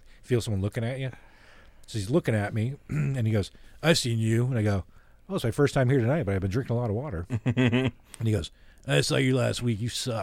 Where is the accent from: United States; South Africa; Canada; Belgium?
Canada; I'm Canadian